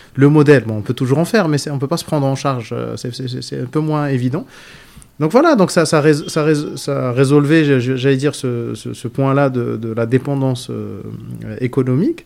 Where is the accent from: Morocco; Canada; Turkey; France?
Morocco; Casablanca, Casablanca-Settat; Je suis né à Casa, j'ai grandi à Casa, j'habite à Casa.